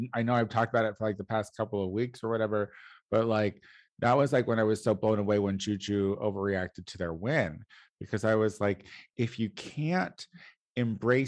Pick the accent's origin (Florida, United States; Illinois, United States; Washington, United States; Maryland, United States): Illinois, United States; now in Los Angeles, United States; my home state of Illinois